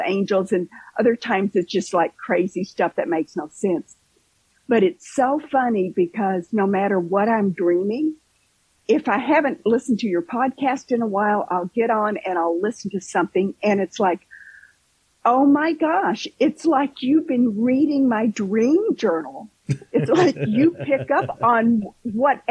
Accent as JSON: {"language": "English", "region": "Kentucky", "country": "United States", "moved": "yes", "lives_now": "Southwest Florida, United States", "said": "I'm originally from Kentucky"}